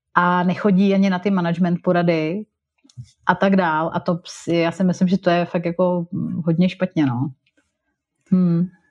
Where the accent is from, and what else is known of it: Czechia; moved away as an adult; also born or lived in England / Germany